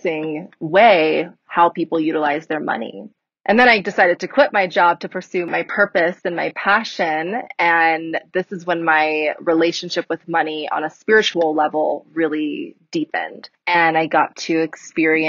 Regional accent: California, United States; moved away as an adult; now in Colorado, United States; I'm originally from California, moved to Colorado 2 years ago now

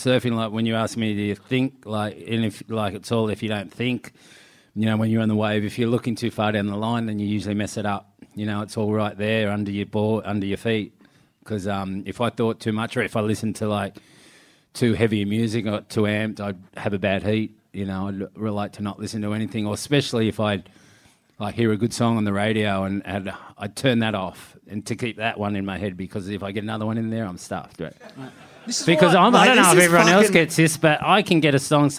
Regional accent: Cronulla, New South Wales, Australia; when I grew up in Cronulla

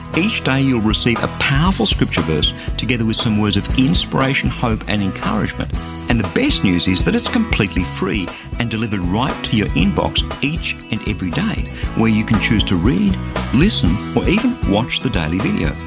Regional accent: Australia; an Australian

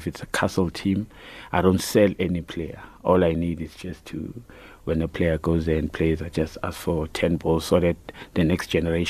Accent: Annadale, Gauteng, South Africa; also born or lived in Soweto; Actually, I was born in Soweto. Right. And then I moved from Soweto to Annadale. That's where I grew up.

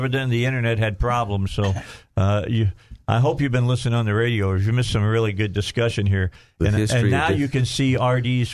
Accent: outside of Chicago, Illinois, United States; moved away; I grew up outside of Chicago

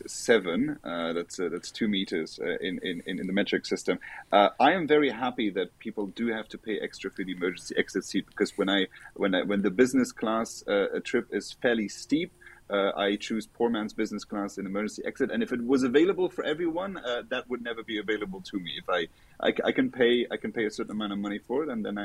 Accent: Luxembourg; Lux Air from my home country

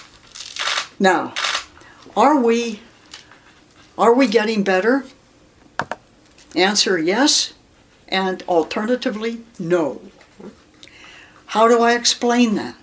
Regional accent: Erie, Pennsylvania, United States; I grew up in Erie, Pennsylvania

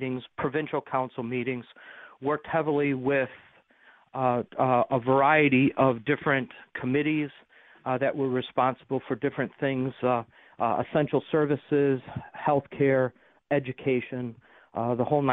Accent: Amherst, New York, United States; moved away as an adult; also born or lived in Georgia / Iraq / Buffalo; now am back in my hometown of Amherst

